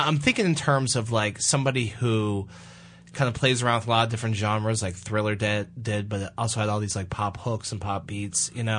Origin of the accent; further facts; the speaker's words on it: Westford, Massachusetts, United States; I grew up in Westford, Massachusetts.